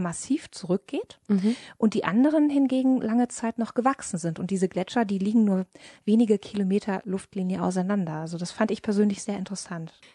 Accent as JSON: {"language": "German", "country": "Germany", "said": "bei uns in Deutschland"}